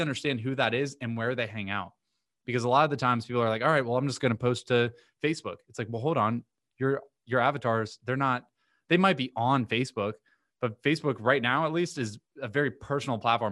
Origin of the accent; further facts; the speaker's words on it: Vero Beach, Florida, United States; moved away as an adult; now in Miami, United States; I'm from a few hours north of here called Vero Beach, small